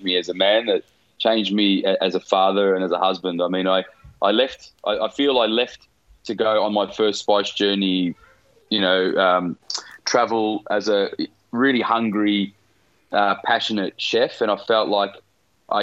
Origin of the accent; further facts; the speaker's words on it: Melbourne, Victoria, Australia; I was at school growing up in the West